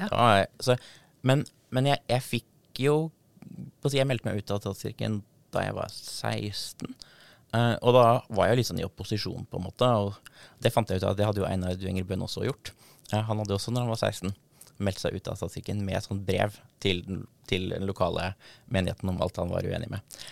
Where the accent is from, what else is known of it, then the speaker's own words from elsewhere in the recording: Darbu, Buskerud, Norway; døpt i, i Fiskum gamle kirke, som er en gammel 1200-tallskirke på tettstedet Darbu, som er der jeg kommer fra